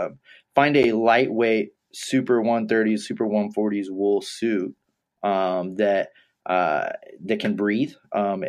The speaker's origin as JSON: {"language": "English", "region": "Texas", "country": "United States", "tie": "born or raised there", "said": "I grew up in Texas"}